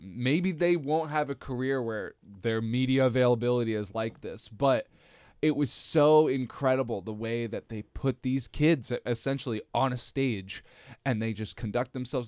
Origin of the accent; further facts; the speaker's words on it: New Jersey, United States; I grew up in New Jersey my whole life